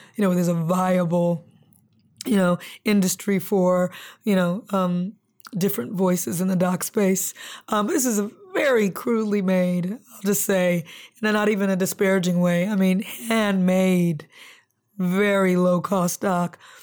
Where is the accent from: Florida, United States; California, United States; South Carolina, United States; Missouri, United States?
California, United States; Compton; also born or lived in Lynwood / Long Beach; growing up in Compton, Linwood, Long Beach